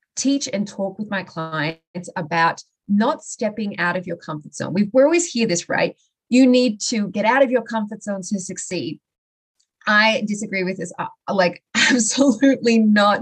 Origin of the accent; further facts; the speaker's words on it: Australia; moved away as an adult; I originally I'm from Australia